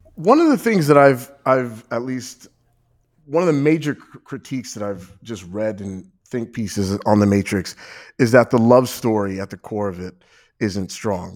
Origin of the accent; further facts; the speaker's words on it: New York, United States; now in Ohio, United States; I feel like a transplant, even though I'm from New York